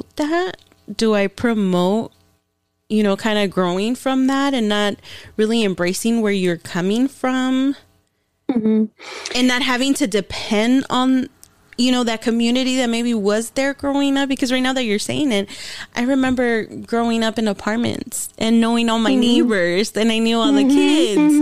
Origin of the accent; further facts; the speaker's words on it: Los Angeles, California, United States; now in San Diego, United States; I was born and raised